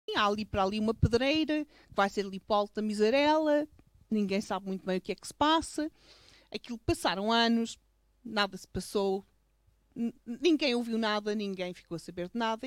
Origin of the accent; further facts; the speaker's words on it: Covas do Barroso, Norte, Portugal; eu cresci aqui